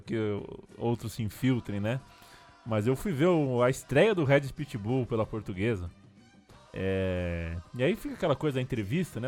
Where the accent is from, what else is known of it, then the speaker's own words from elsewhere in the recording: São Paulo, Brazil; Nós estamos em São Paulo, né? Nós somos paulistas.